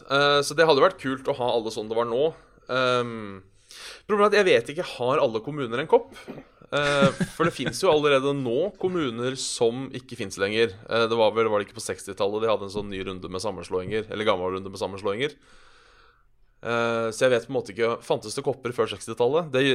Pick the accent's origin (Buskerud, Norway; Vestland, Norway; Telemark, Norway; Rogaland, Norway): Buskerud, Norway; Hønefoss; jeg er 28 år, kommer fra Oslo. Nei, jeg gjør ikke det heller. Jeg kommer fra Hønefoss.